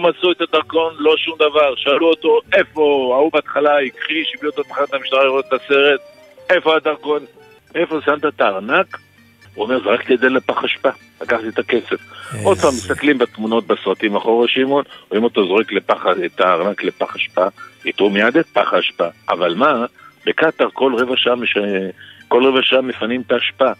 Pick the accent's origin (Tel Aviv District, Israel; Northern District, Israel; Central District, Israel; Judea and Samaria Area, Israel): Tel Aviv District, Israel; Tel Aviv; אצלנו בתל אביב